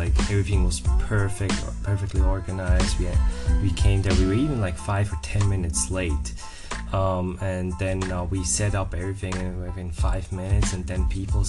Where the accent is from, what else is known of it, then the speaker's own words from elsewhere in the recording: German-speaking Switzerland, Switzerland; moved away; when I grew up in Switzerland, the German speaking part